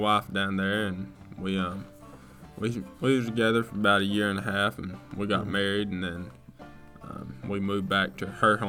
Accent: Chattanooga, Tennessee, United States; moved away as an adult; now in Georgia, United States; So I'm originally from Chattanooga, Tennessee. I grew up there. I lived there for about 20 years. And I recently moved down to Renz, Georgia. It's right down around Augusta, Georgia.

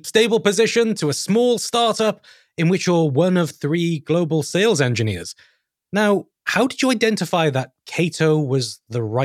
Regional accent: United Kingdom; myself and Mark, we're both British of some form.

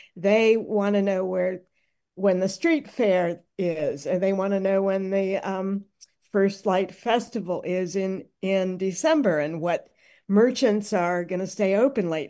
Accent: Minneapolis, Minnesota, United States; I'm from Minneapolis. I know the city pretty well

